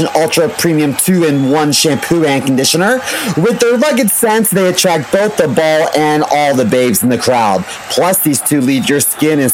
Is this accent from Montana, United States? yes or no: no; Baltimore, Maryland, United States; also born or lived in Chicago; now in New York, United States; I'm from Baltimore City